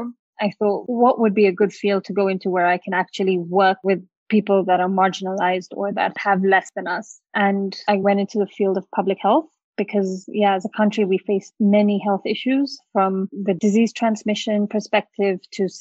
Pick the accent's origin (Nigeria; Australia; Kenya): Kenya; I grew up here in Kenya